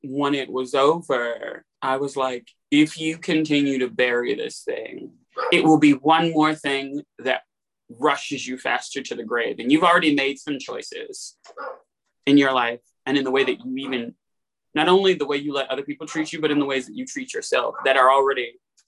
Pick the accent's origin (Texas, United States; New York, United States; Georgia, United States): Georgia, United States; Atlanta; moved away as an adult; also born or lived in Pittsburgh; Because I'm from Atlanta, and you know, you live on the south side, the west side of Atlanta